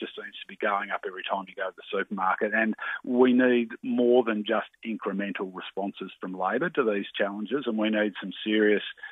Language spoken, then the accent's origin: English; Tasmania, Australia; my home state of Tassie where the Aldi just aren't there in Tasmania